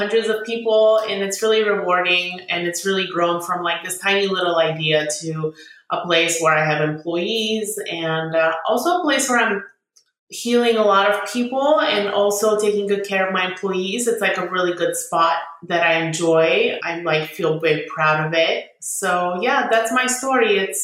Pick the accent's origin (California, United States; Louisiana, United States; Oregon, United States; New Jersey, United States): California, United States; San Diego; also born or lived in Bulgaria; now in Sacramento, United States; we came in 1995 and we were in San Diego